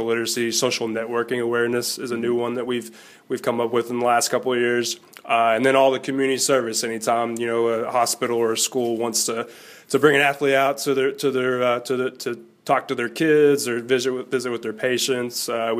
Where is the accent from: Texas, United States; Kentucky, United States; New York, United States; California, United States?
Kentucky, United States; And, you know, we're from Kentucky, and my parents, you know, my dad raised me on Kentucky basketball.